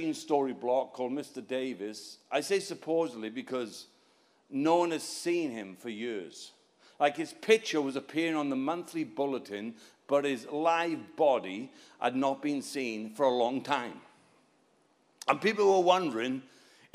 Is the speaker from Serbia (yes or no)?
no; Wales, United Kingdom; I'm not English. I'm Welsh